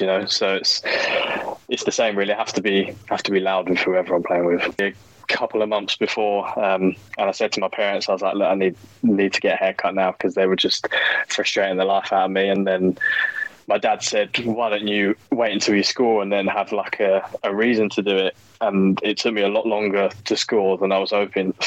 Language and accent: English; England, United Kingdom; being English.